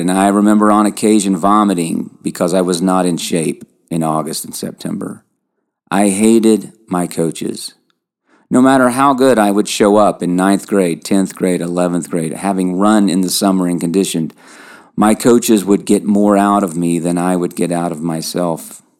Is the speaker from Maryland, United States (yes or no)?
no; Lexington, Kentucky, United States; accent: twang; I grew up in Lexington, Kentucky